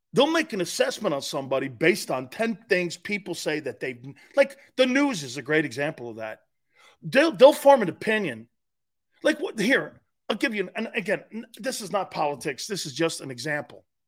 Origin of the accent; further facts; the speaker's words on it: Stamford, Connecticut, United States; moved away; in my hometown paper in Stanford, Connecticut.